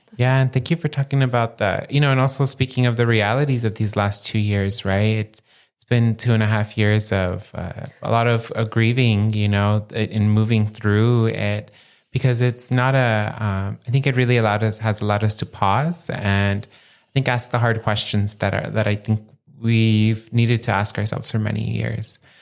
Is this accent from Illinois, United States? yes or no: no; San Gabriel Valley, Los Angeles County, California, United States; moved away as an adult; also born or lived in Santa Barbara; I grew up living in the San Gabriel Valley area of Los Angeles County.